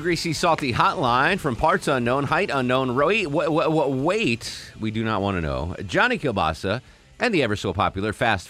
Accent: Connecticut, United States; my home state of Connecticut.

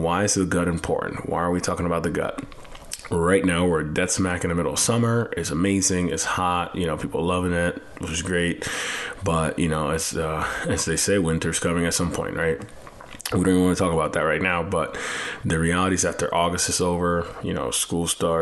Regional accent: Puerto Rico; moved away; I have an accent because I'm actually like from Puerto Rico and, you know, Latin America

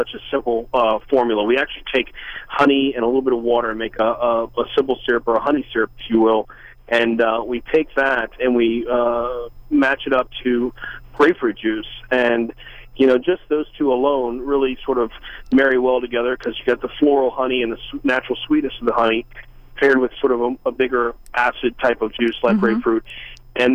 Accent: Louisiana, United States; I'm from Louisiana

